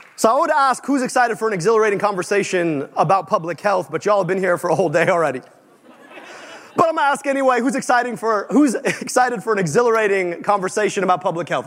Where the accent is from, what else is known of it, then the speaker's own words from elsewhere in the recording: Detroit, Michigan, United States; I grew up just outside Detroit, Michigan.